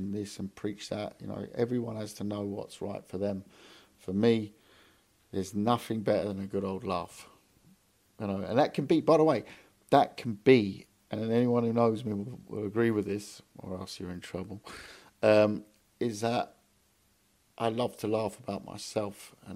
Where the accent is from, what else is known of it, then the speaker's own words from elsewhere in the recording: London, United Kingdom; moved away; also born or lived in Hamburg; I moved to London 2 years ago now. Back to London. I'm from London